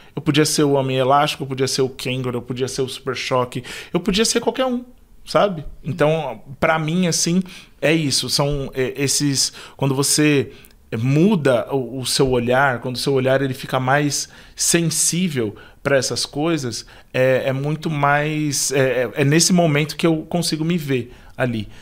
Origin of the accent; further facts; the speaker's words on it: Taboão da Serra, São Paulo, Brazil; moved away as an adult; eu sou de Taboão da Serra, então estou aqui na Zona Sul já há muito tempo, desde quando eu era criança até poucos meses atrás